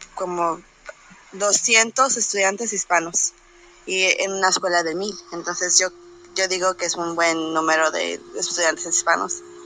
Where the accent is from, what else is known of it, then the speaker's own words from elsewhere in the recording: Mexico; also born or lived in Memphis, Tennessee; now in United States; yo no nací aquí, nací en México